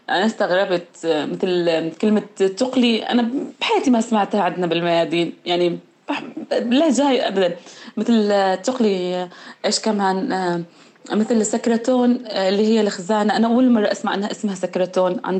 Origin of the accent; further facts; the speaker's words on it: Euphrates region, Syria; accent: Euphrates; لهجتنا أحلى لهجة